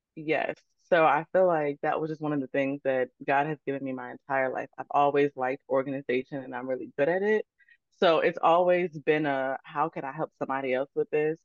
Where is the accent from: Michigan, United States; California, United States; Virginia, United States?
Virginia, United States; Chesterfield; also born or lived in Baltimore, Maryland; I was born in Baltimore, Maryland, but I've been raised in Chesterfield, Virginia, my entire life. So that's really where I grew up.